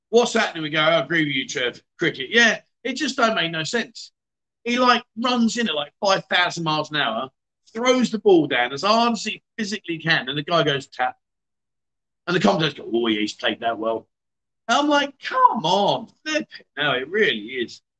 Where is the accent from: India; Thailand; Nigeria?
Thailand; Khon Kaen; I'm in the middle of talking. I'm from Khon Kaen. I'm from Khon Kaen.